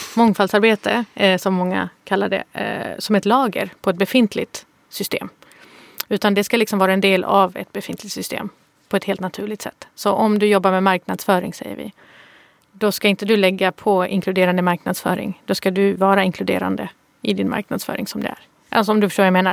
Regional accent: Malmö, Skåne, Sweden; Jag kommer från Rosengård i Malmö

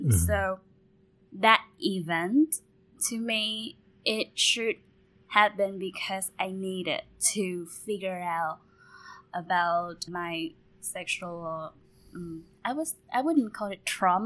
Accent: Ho Chi Minh City, Vietnam; born and raised here.

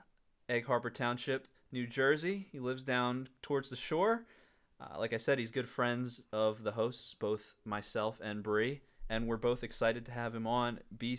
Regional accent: Nairobi, Kenya; I grew up internationally. I grew up in Nairobi as a missionary kid.

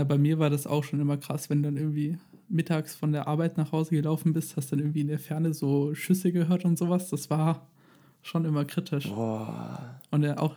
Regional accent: Germany; bei uns in Deutschland

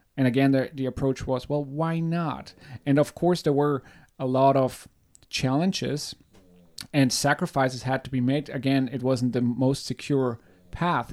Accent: Germany; I'm born and raised in Germany.

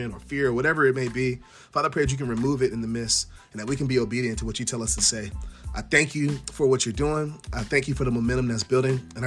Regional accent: Prince George's County, Maryland, United States; I was growing up in Prince George's County, Maryland

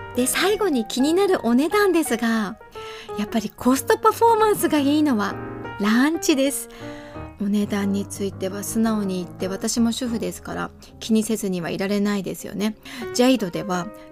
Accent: Kanazawa, Ishikawa, Japan; 私が生まれ育った石川県や金沢市

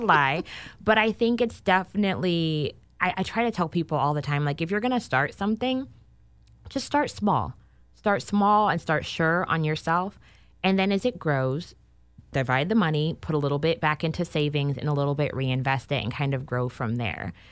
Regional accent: Sacramento, California, United States; moved away as an adult; also born or lived in Los Angeles / Chicago; I am actually originally born and raised in Sacramento

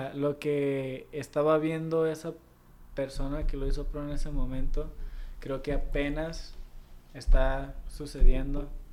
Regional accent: Mexico

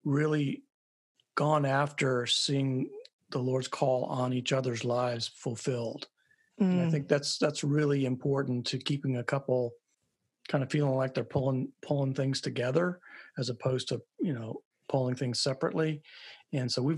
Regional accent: Virginia, United States; also born or lived in Nebraska; We met in sixth grade when I moved to Virginia from Nebraska

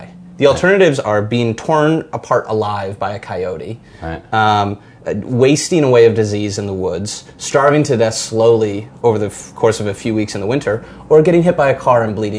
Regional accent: Michigan, United States; I grew up in Michigan, but my grandfathers didn't hunt

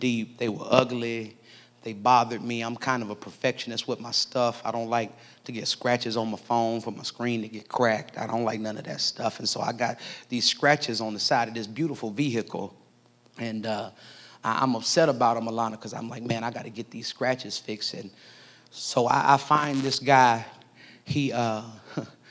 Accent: Nebraska, United States; now in Jacksonville, United States; I'm from Nebraska

